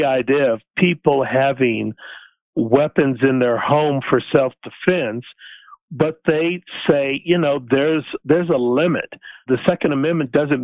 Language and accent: English; Boulder, Colorado, United States; I grew up in Boulder